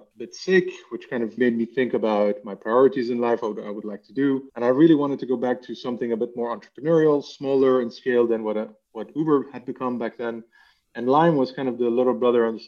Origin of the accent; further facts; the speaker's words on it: Lebanon; now in Amsterdam, Netherlands; I'm actually from Lebanon originally, and I've lived in various countries, and today Amsterdam is home.